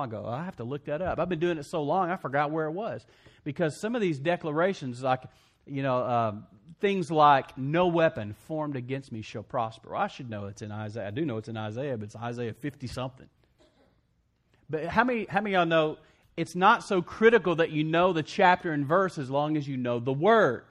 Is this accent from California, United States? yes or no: no; West Texas, United States; I grew up in West Texas